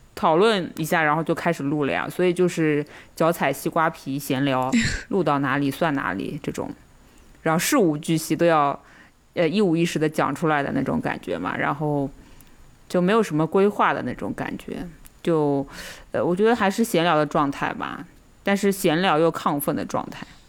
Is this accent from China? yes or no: yes; Shanghai, China; 我们还是怎么讲，土生土长的嘛，对吧？上海人